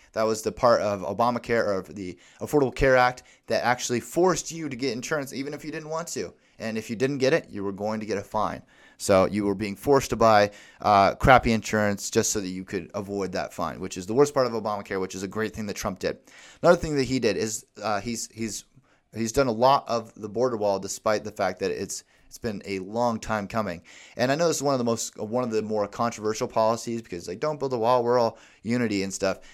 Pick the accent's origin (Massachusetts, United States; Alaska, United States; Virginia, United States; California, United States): Alaska, United States; my hometown in Alaska